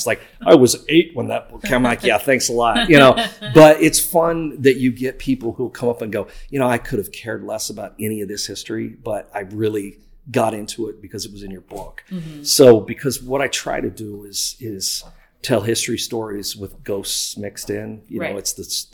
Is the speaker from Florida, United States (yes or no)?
no; near Decatur, Illinois, United States; growing up nearby and then living there when I was young